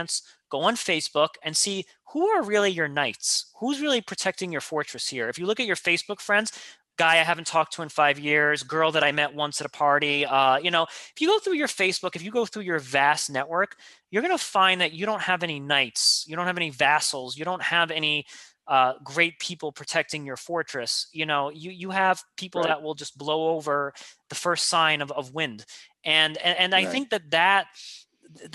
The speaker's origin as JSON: {"language": "English", "town": "New York City", "region": "New York", "country": "United States", "tie": "born or raised there", "said": "I grew up in Queens. I've lived here my whole life."}